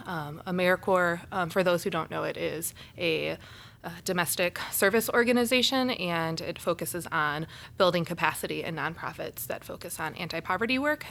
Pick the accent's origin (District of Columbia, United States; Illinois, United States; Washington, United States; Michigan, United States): Illinois, United States; Naperville; also born or lived in Kentucky; I grew up in Naperville, a rather large suburb of the city